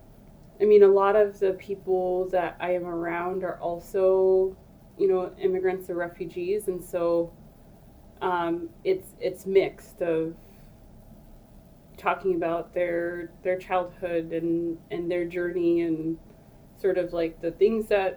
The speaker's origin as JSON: {"language": "English", "country": "United States", "tie": "born or raised there", "also_born_or_lived": "Ethiopia / Alaska", "said": "I came to the U.S. when I was very young. I was like 3 or 4."}